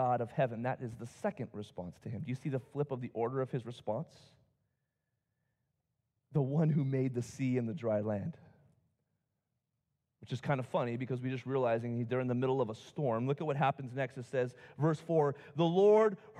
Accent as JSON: {"language": "English", "country": "United States", "said": "I love being an American"}